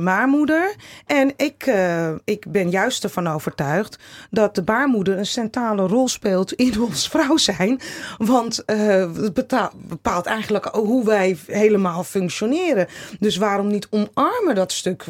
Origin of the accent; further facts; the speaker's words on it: Netherlands; ons Nederland